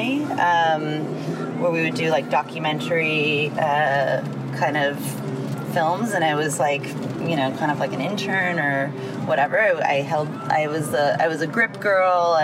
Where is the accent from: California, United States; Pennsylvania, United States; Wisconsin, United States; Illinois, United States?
California, United States; Los Angeles; Grew up in LA in a really rural part of the city. Well, it's technically in LA, but it's called Lopez Canyon